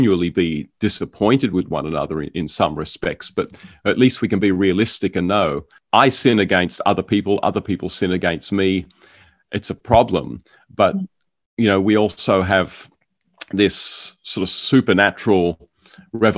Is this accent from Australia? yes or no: yes; Australia; the suburb that I grew up in here in Australia